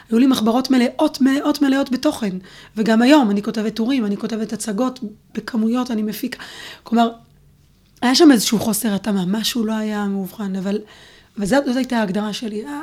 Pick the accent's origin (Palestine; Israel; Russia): Palestine; Neve Tzuf, West Bank; גדלתי בנווה צוף, וגם שם כשהייתי בכיתה א', אה, גרנו שם בעצם ארבע וחצי שנים עד שאבא שלי נהרג